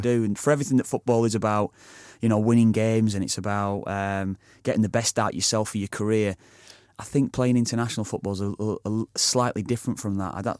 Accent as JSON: {"language": "English", "town": "Preston", "region": "North West England", "country": "United Kingdom", "tie": "born or raised there", "said": "my hometown club, Preston"}